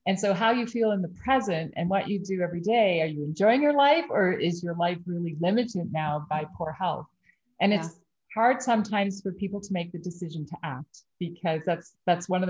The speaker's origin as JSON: {"language": "English", "region": "Prince Edward Island", "country": "Canada", "tie": "born or raised there", "said": "I grew up in Prince Edward Island"}